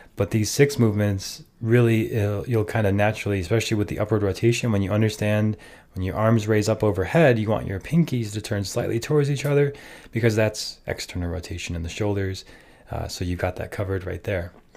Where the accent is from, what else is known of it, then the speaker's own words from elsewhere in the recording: Minnesota, United States; I grew up in Minnesota